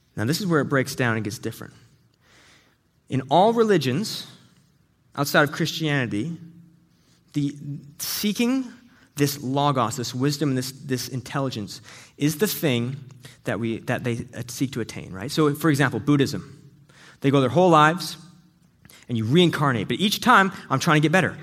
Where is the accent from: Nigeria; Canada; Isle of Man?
Canada; we're both Canadian